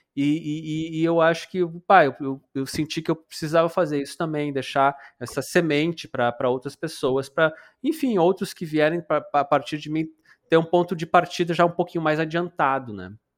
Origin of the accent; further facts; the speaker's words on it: Paraná, Brazil; moved away as an adult; now in Porto Alegre, Brazil; eu sou paranaense e vim morar no, no Rio Grande do Sul